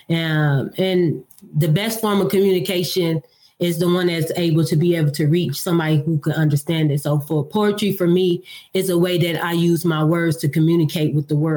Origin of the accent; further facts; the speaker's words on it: Detroit, Michigan, United States; moved away as an adult; now in Nashville, United States; I'm from Detroit, Michigan. I was born and raised in Detroit. I lived there all my life until I moved to Tennessee. I'm currently reside in Nashville, Tennessee